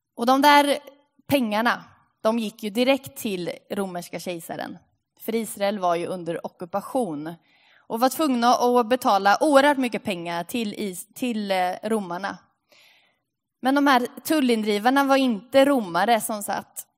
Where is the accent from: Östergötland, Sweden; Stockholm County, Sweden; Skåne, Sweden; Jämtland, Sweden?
Östergötland, Sweden; Linköping; moved away; Vi är ju från Linköping